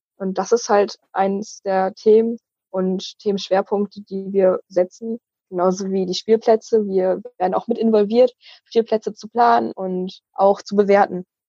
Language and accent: German; Wismar, Mecklenburg-Vorpommern, Germany; Ich komme aus Wismar und bin dort auch aktiv im Kinder- und Jugendparlament